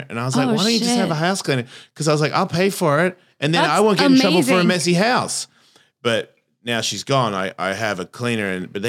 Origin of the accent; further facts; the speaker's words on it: Australia; But I think there's like a same as my accent. I've been here for 33 years. Why do I sound like this? I'm not Australian anymore.